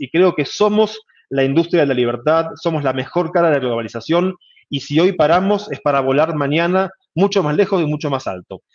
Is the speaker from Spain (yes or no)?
no; Argentina; now in Mexico; mi tierra natal, Argentina